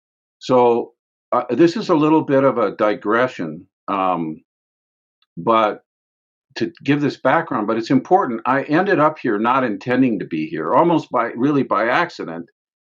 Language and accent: English; Grey Cloud Island, Minnesota, United States; moved away as an adult; now in Hawaii, United States; the island I grew up on Gray Cloud Island in Minnesota.